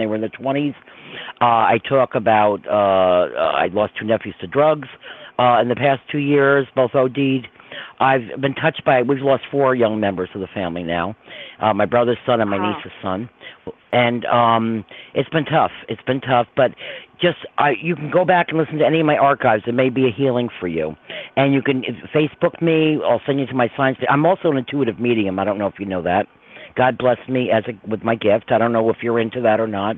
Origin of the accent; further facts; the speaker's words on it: Croton-on-Hudson, New York, United States; also born or lived in Verplanck, New York; I'm from Croton originally